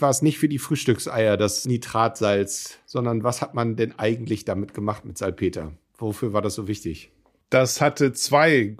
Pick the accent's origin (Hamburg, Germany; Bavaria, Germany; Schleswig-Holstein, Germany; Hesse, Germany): Hamburg, Germany; Ja, also als Hamburger Jung und überhaupt, wenn man sich für Segelschifffahrt interessiert, ist einem natürlich der Begriff Passat sehr geläufig